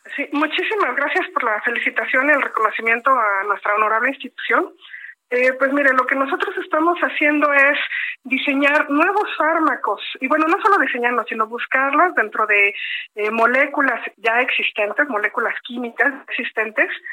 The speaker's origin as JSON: {"language": "Spanish", "country": "Mexico"}